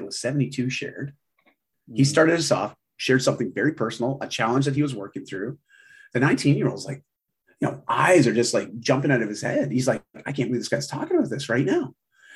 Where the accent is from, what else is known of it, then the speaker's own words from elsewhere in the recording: Canada; also born or lived in Vancouver, Canada; I live in Vancouver, Canada. I'm Canadian.